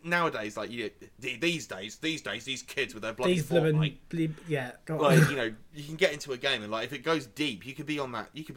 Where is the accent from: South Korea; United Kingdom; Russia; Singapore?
United Kingdom; Essex, East of England; I am from Essex